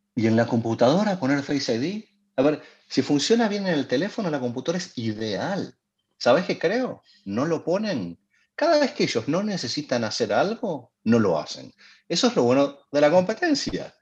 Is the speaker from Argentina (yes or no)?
yes; Argentina; soy argentino.